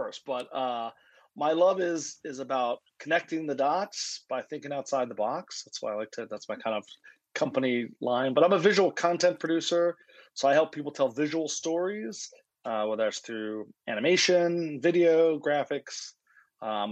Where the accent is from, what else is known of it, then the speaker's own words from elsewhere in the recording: Philadelphia, Pennsylvania, United States; I'm from Philadelphia